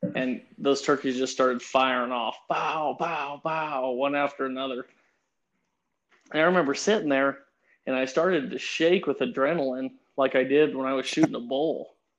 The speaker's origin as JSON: {"language": "English", "town": "Pueblo", "region": "Colorado", "country": "United States", "tie": "born or raised there", "said": "I was born in Pueblo, Colorado, and I started hunting with my grandpa"}